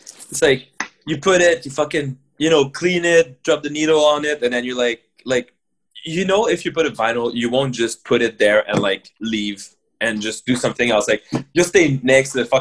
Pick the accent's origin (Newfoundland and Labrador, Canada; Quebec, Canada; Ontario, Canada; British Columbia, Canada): Quebec, Canada; Montreal; I grew up in the West Island too, of Montreal. So like, I grew up in like the English side of it too. So like, for me as a French dude